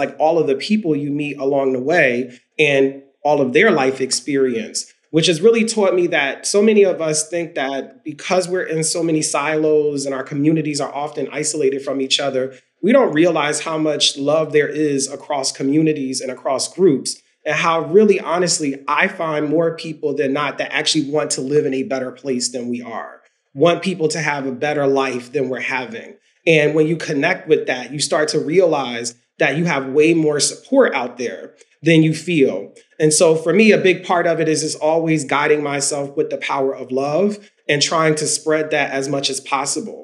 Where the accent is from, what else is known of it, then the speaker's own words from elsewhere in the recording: Philadelphia, Pennsylvania, United States; growing up in South Philly